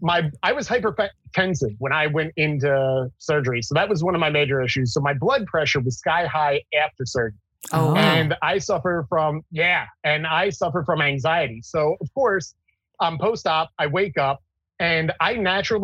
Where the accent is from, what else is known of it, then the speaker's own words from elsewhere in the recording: New Jersey, United States; from New Jersey